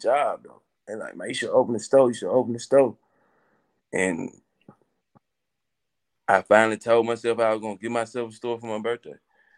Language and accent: English; Coldwater, Mississippi, United States; growing up in Coldwater, I'm gonna tell you, growing up in Coldwater, you gotta have thick skin